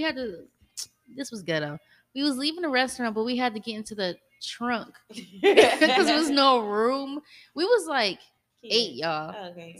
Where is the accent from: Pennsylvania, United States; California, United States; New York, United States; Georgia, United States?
Georgia, United States; Kennesaw; Not me though. Not me. I'm from Kennesaw.